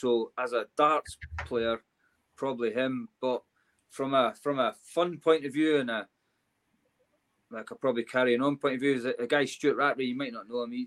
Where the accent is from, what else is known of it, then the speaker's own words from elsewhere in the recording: Scotland, United Kingdom; I'm Scottish